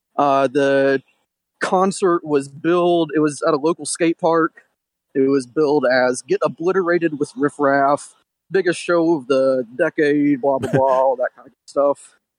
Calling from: Detroit, Michigan, United States; This is …. I'm from Detroit.

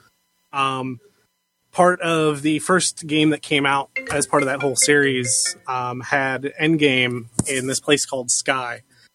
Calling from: Cincinnati, Ohio, United States; from Cincinnati.

